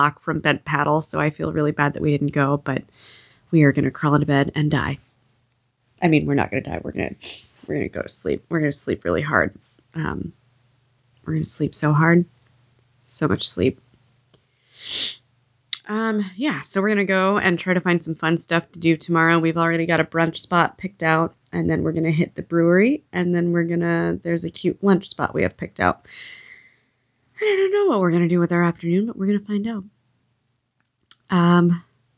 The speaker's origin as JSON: {"language": "English", "region": "the South", "country": "United States", "tie": "born or raised there", "said": "I grew up in the South hating grits"}